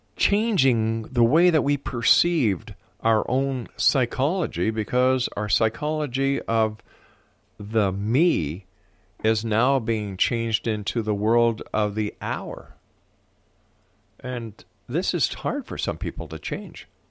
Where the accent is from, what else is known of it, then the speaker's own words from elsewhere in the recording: Montreal, Quebec, Canada; when I was a kid growing up in the Park Extension area of Montreal